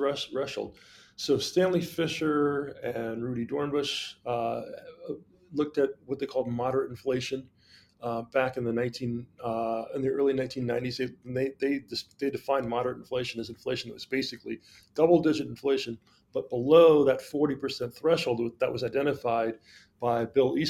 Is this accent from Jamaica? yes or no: yes; Jamaica; moved away; But I'm from Jamaica originally